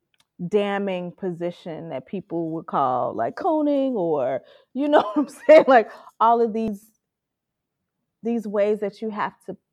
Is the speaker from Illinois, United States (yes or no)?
yes; Chicago, Illinois, United States; I'm from Chicago